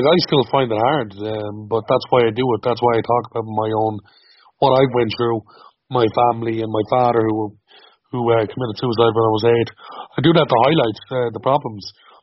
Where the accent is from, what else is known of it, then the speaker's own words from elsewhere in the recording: Dublin, Leinster, Ireland; Well, I grew up in Coolock, North Dublin. I grew up most of my life in a camp, in a campsite. I suppose growing up being a traveller